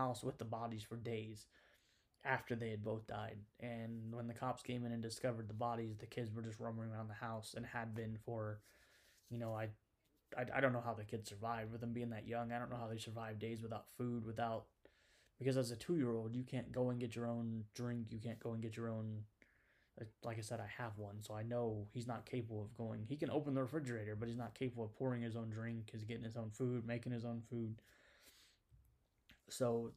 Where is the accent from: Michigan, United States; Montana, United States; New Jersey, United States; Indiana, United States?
Indiana, United States; I'm from Indiana